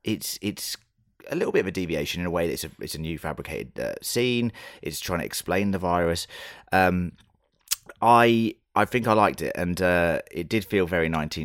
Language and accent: English; United Kingdom; being British